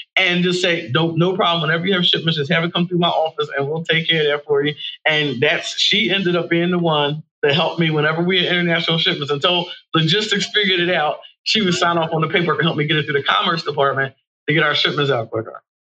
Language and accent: English; Horsham, Pennsylvania, United States; born or raised there; also born or lived in Philadelphia, Pennsylvania